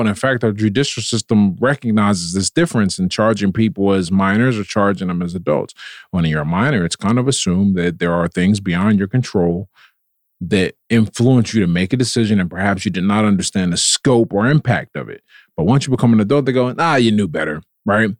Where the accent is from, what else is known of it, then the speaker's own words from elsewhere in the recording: Pittsburgh, Pennsylvania, United States; I was born and raised in Pittsburgh